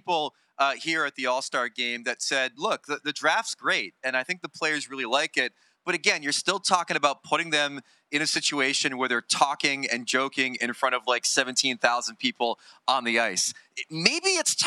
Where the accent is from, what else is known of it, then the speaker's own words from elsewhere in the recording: United States; as an American